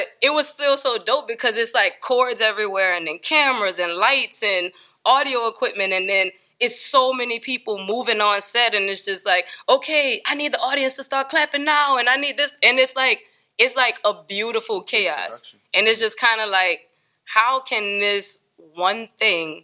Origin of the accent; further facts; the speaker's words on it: New Orleans, Louisiana, United States; moved away as an adult; also born or lived in New York / Miami / Los Angeles; New Orleans